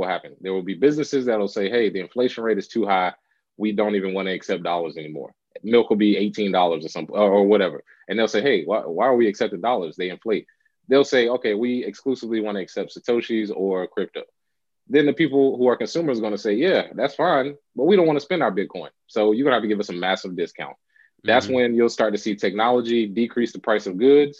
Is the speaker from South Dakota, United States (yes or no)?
no; Charlotte, North Carolina, United States; moved away as an adult; also born or lived in Los Angeles, California; now in Charlotte, United States; I'm from Charlotte, North Carolina